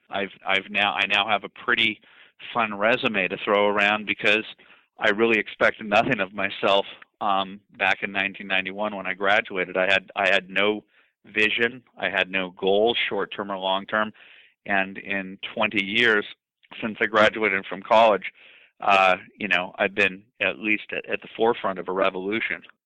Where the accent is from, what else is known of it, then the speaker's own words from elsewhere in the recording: Los Angeles, California, United States; I came from Brentwood, one of the nicest parts of Los Angeles